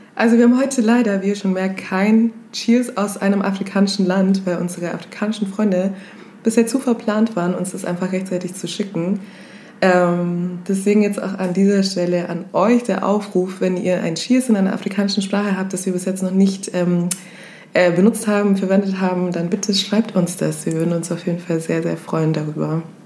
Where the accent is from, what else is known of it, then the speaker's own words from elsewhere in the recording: Kenya; moved away; wo kommst du her? Dann sage ich Kenia